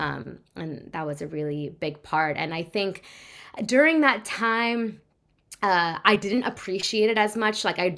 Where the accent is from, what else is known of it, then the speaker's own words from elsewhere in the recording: California, United States; Yes. Bay Area. Yeah. So I grew up in the Bay. Always been there.